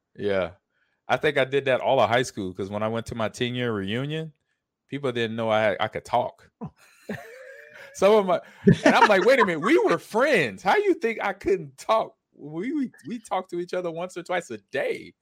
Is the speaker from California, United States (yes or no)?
yes; Los Angeles, California, United States; I grew up in Los Angeles.